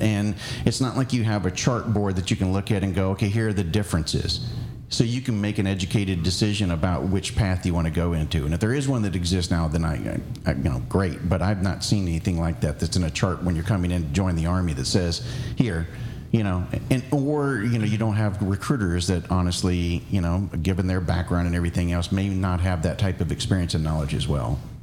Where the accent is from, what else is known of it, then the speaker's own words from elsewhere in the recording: Florida, United States; moved away; I'm from Florida